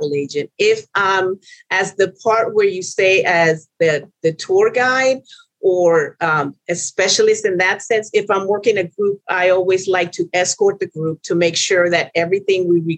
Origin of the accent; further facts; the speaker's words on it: Houston, Texas, United States; also born or lived in Venezuela; I'm originally from Venezuela. My father was from Trinidad, and I was brought up in Houston